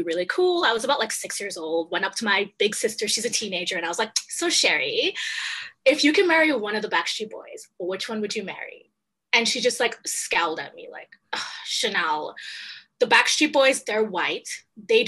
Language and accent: English; Trinidad & Tobago; now in Canada; I'm originally from Trinidad. I don't know if you know Trinidad and Tobago, mm-hmm. Small island in the Caribbean. And so growing up there, it's interesting.